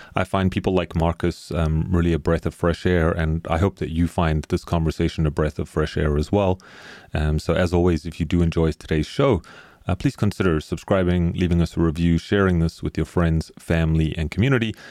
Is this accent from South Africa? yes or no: yes; South Africa; I grew up in South Africa